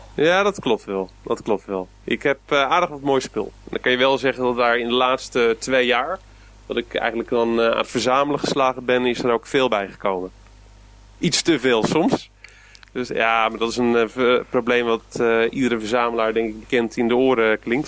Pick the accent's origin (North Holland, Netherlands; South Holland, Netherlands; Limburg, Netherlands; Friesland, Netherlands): South Holland, Netherlands; Gouda; in Gouda, waar ik vandaan kom